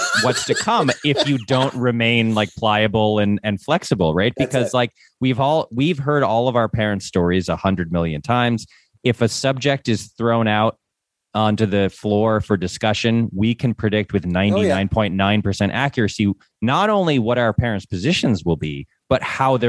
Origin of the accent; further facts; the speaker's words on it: Northeast, United States; We're both from the Northeast